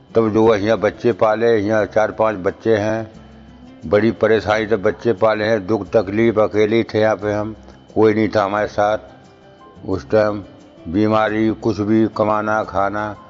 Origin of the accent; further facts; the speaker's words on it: India; moved away as an adult; now in Delhi, India; ग्राम दघारी के रहने वाले हैं डिस्ट्रिक्ट जिला बधाइयों के